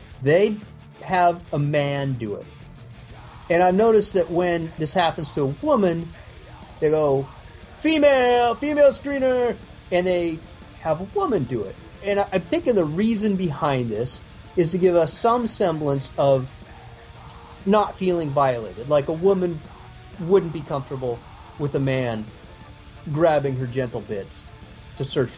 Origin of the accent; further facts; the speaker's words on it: United States; as an American